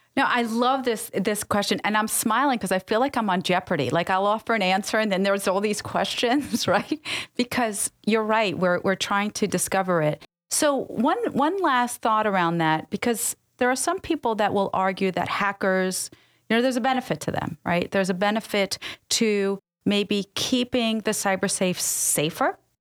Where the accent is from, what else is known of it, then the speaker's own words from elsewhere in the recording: New York, United States; also born or lived in Middle East; I grew up in New York.